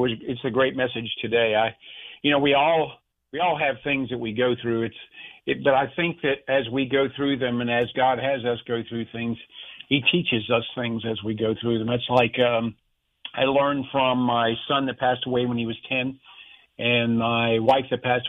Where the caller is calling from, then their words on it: Jacksonville, Florida, United States; Jacksonville, Florida.